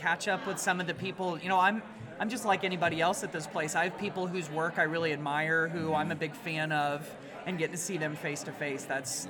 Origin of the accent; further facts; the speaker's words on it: West Central Indiana, United States; I'm from West Central Indiana.